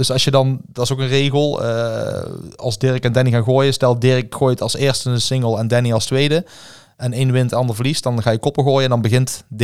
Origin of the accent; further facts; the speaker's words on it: Netherlands; Ik denk dat wij sowieso als Nederlanders een voordeel hebben op eh, spelers in het buitenland.